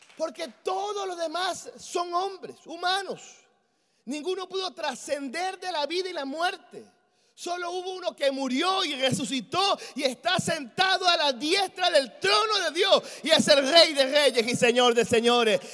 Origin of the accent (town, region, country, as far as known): Venezuela